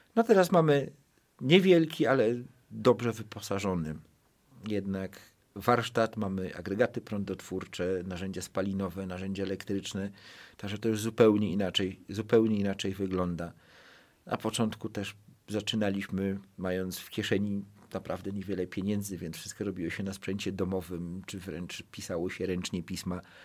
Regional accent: Gliwice, Silesian Voivodeship, Poland; mojej małej ojczyzny, w której się wychowałem. Ja pochodzę z Gliwic

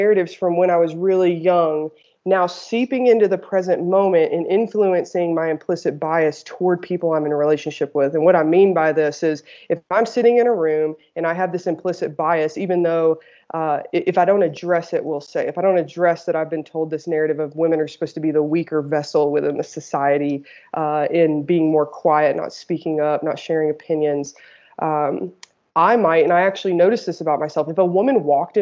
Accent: the South, United States; I grew up in the South in the United States in a Southern Baptist religion

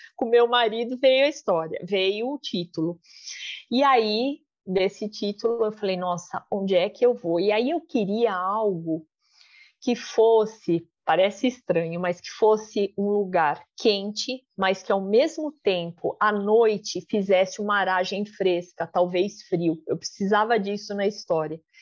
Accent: Brazil; sou brasileira

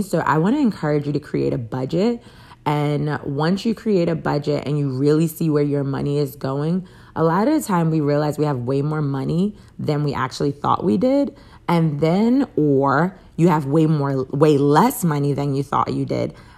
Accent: Jacksonville, Florida, United States; I am from Jacksonville

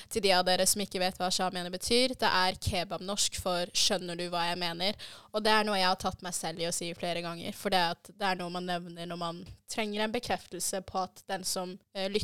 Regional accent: Arendal, Agder, Norway; jeg ble igjen på Sørlandet. Det glemte vi å si, vi er fra Arendal.

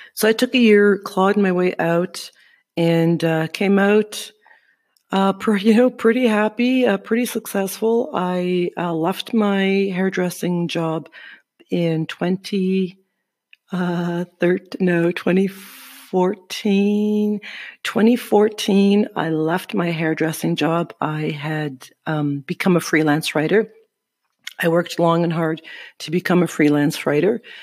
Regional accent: Sudbury, Ontario, Canada; moved away as an adult; now in Guatemala; I am from Sudbury, Ontario.

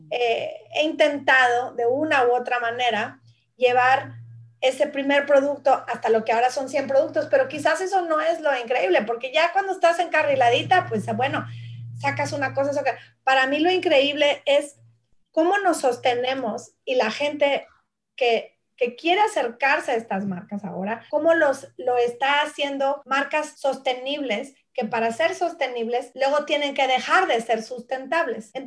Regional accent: Mexico; moved away as an adult; now in Australia; ya es un viaje de 18 años más, tiempo que llevo yo, eh, ya que emigramos a este país de México, mi esposo y yo, mi familia

